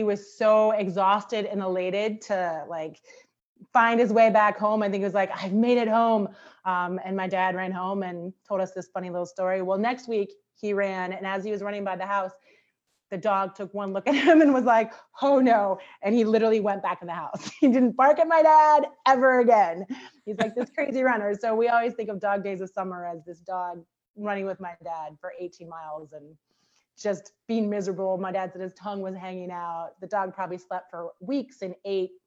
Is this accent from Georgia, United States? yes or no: no; Cincinnati, Ohio, United States; moved away as an adult; also born or lived in Pittsburgh, Pennsylvania; now in Hartford, United States; originally born in Pittsburgh, Pennsylvania, but I grew up in Cincinnati, Ohio. I'm a Midwesterner at heart